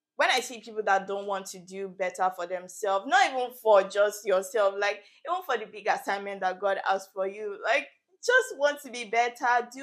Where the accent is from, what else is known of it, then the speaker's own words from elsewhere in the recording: Nigeria; moved away as an adult; now in Canada; I am currently based in Canada. I came from Nigeria for my studies.